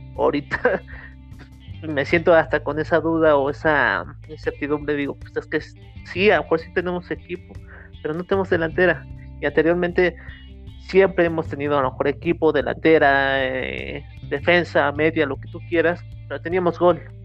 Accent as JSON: {"language": "Spanish", "country": "Mexico", "said": "como mexicanos"}